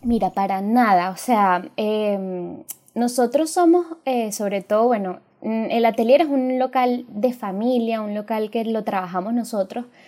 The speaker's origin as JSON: {"language": "Spanish", "country": "Venezuela", "said": "todos somos venezolanos"}